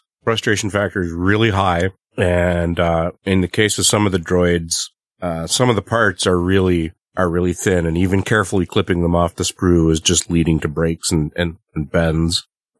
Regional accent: Canada; I'm the Canadian.

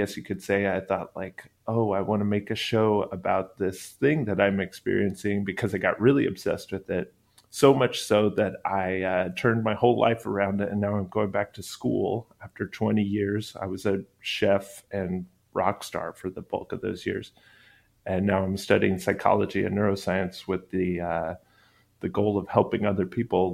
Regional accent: Texas, United States; I grew up in Texas

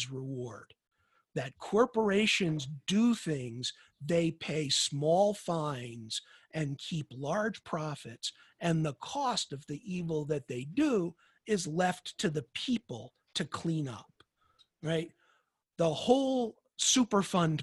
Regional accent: New York, United States; I grew up in New York in the 1960s

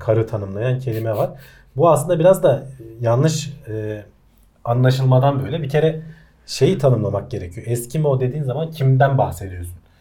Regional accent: Turkey; first language Turkish; biz Türkler olarak

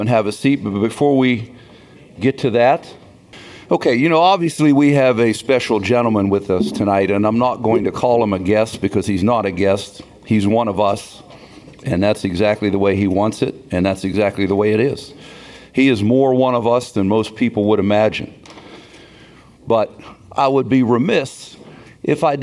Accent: Beaver Falls, Pennsylvania, United States; I'm from Beaver Falls, Pennsylvania

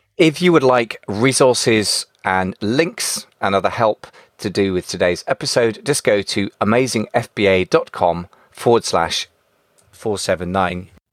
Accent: United Kingdom; we're both British

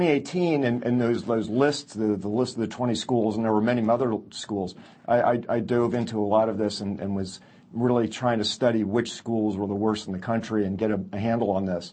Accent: Miami, Florida, United States; I grew up in Miami, Florida

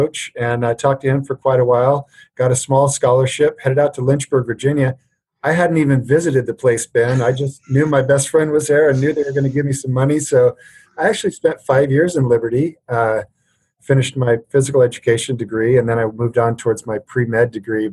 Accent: Alberta, Canada; moved away as an adult; now in United States; I grew up in Alberta, Canada, so we played a lot of hockey

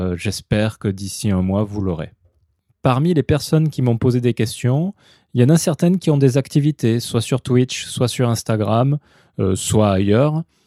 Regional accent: France; moved away as an adult; now in Japan; je suis français de toute façon, je n'ai pas été naturalisé japonais

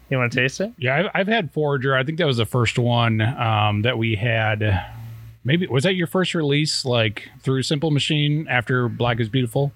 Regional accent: Hillsboro, Oregon, United States; I grew up in Oregon. I li- I uh, grew up in Hillsboro, Oregon

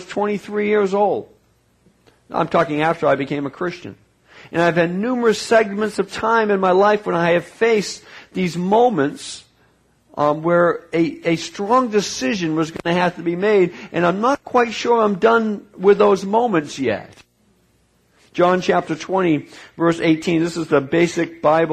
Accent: New England, United States; I grew up in New England

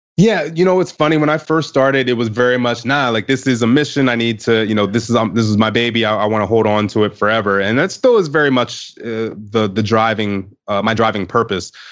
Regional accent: Baltimore, Maryland, United States; I was growing up in the Baltimore area at the time

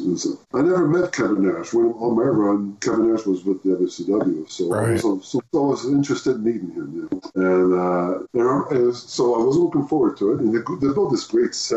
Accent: the Maritimes, Canada; also born or lived in Moncton; I'm from the Maritimes. I'm from the East Coast

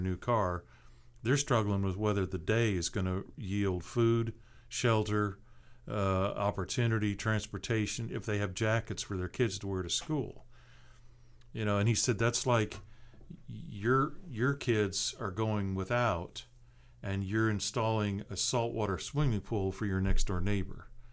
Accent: Seattle, Washington, United States; now in Tallahassee, United States; I grew up in a big city. I grew up in Seattle.

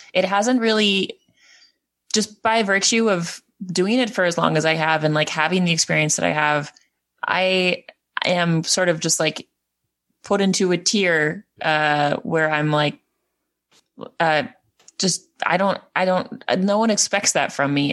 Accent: Edmonton, Alberta, Canada; moved away as an adult; also born or lived in New Brunswick; now in Prince Edward Island, Canada; I'm from Edmonton

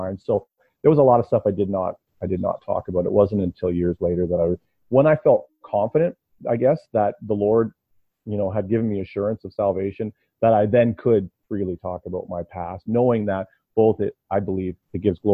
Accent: Ontario, Canada; now in London, Canada; I'm from Ontario

